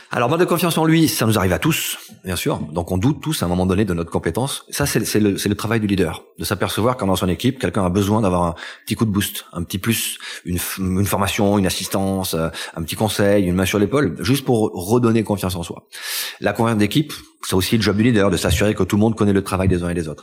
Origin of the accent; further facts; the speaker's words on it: L'Isle-en-Dodon, Occitania, France; also born or lived in Toulouse; Je suis né à Toulouse et j'ai grandi entre Toulouse et les Pyrénées dans un petit village qui s'appelle l'île Dodon